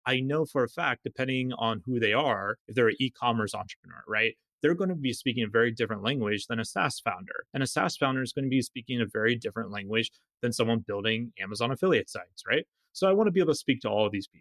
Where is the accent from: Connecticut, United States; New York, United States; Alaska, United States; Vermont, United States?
Alaska, United States; I'm from Alaska, you know, wide open spaces.